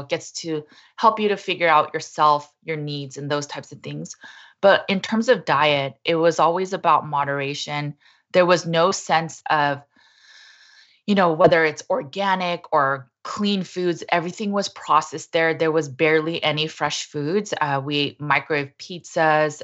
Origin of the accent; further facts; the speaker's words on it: Los Angeles, California, United States; I was born and raised in Los Angeles, California in the eighties